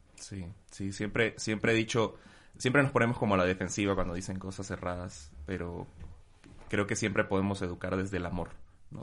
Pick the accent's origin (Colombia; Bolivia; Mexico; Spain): Bolivia; moved away; desde que me fui de Bolivia